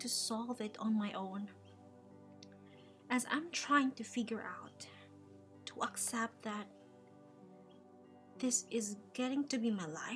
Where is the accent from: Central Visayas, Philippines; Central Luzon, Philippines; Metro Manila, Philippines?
Central Visayas, Philippines; Cebu; moved away as an adult; Yes, I grew up there in the Philippines. I'm from Cebu